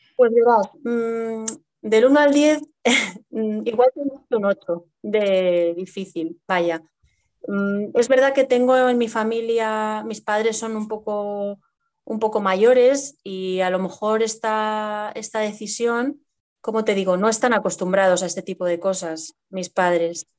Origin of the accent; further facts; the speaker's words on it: Madrid, Community of Madrid, Spain; estoy viviendo en Madrid, soy de aquí de Madrid de, toda la vida